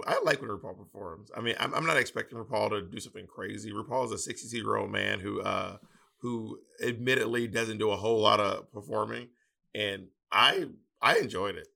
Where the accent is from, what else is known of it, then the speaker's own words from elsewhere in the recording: Southern, Southern United States, United States; accent: Southern; my Southern accent